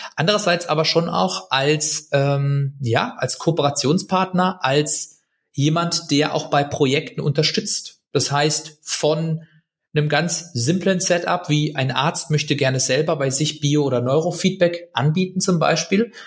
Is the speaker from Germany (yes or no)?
yes; Germany; als Deutsche